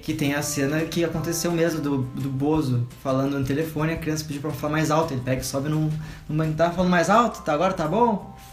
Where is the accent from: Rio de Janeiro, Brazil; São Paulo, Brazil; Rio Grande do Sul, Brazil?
Rio Grande do Sul, Brazil; Pelotas; moved away; a minha mãe, ela é de Pelotas, Rio Grande do Sul, de onde eu sou também